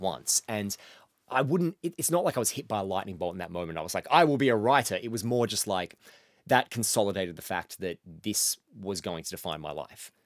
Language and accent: English; Mansfield, Victoria, Australia; moved away; every year my hometown does a, uh, does a pub crawl, like, up through the city and up Bridge